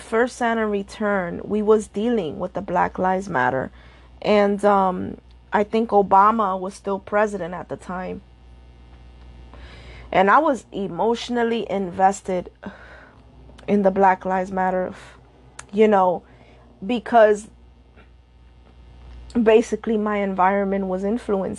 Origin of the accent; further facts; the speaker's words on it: New York City, New York, United States; I'm Dominican and Puerto Rican. That's my background. I was born and raised in New York City